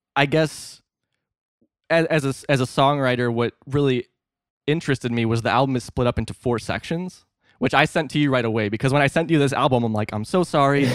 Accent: Northeast Illinois, United States; I'm actually from Northeast Illinois, so like an hour and a half outside of Chicago is where I spent most of my life.

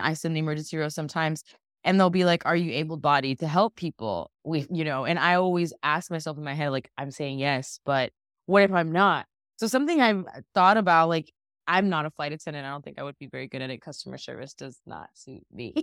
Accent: Dallas, Texas, United States; I was born in Parkland. My dad always says fifth floor of the baby factory

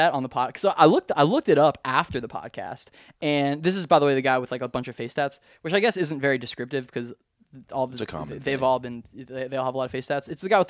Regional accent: Australia; accent: Australian; I hate when my Australian accent turns bad.

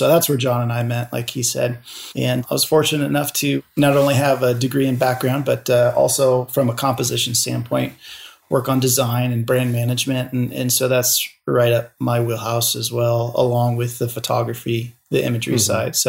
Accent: Lincoln, Nebraska, United States; also born or lived in Sidney, Nebraska; I'm born and raised in Nebraska. I'm from Lincoln, lived out in Sydney, Nebraska for about 5-6 years and then moved back to Lincoln.

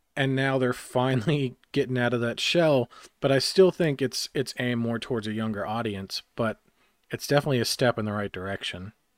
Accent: Harrisburg, North Carolina, United States; my hometown of Harrisburg, North Carolina, in the middle of podunk nowhere

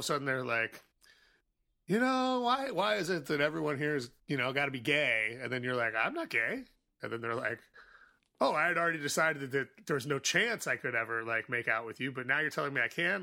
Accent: Chicago, Illinois, United States; I grew up in Boystown, so this was all, like, sort of, like, in my zone, like, my childhood zone

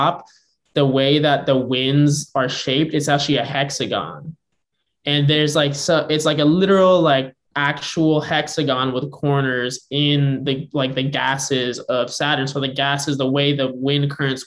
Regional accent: Bay Area, California, United States; I'm from the Bay Area. I do like definitely identify with being from the Bay Area.

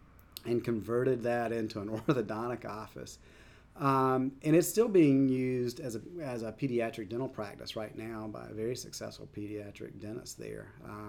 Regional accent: Southeast, United States; And growing up in the South, growing up in the Southeast, I knew nothing about it.

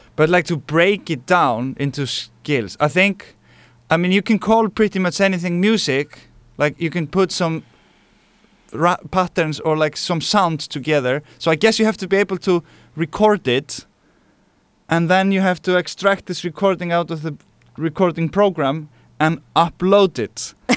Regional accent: Iceland; now in Barcelona, Spain; I'm from Iceland, and we live here now in Barcelona, Spain.

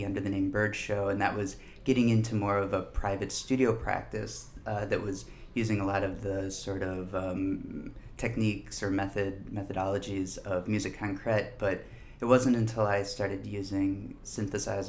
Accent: Minneapolis, Minnesota, United States; I grew up in Minneapolis.

